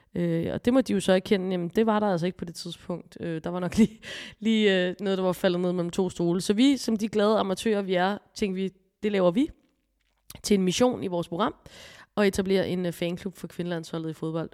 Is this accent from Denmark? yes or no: yes; Copenhagen, Capital Region of Denmark, Denmark; nu er jeg her fra København